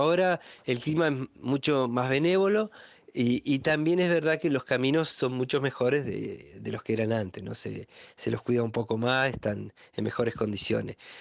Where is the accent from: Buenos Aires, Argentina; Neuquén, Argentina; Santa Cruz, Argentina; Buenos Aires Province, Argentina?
Neuquén, Argentina; Junín de los Andes; soy nacido y criado acá en Junín de los Andes